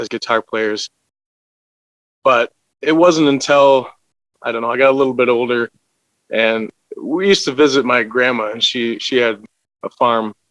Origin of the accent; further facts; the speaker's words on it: Wisconsin, United States; I'm from a little town called Chopier, Wisconsin